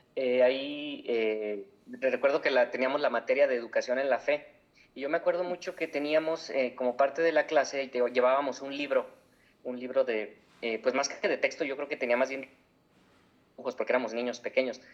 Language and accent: Spanish; Guadalajara, Jalisco, Mexico; soy de Guadalajara, Jalisco, eh, aquí en México, y pues yo nací y crecí en una familia católica